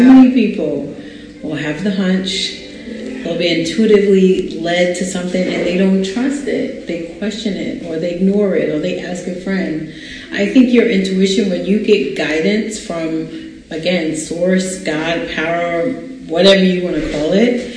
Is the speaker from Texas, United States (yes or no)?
no; New York, United States; I'm from New York